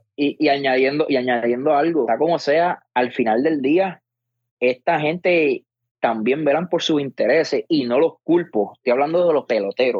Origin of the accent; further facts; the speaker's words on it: Puerto Rico; como puertorriqueño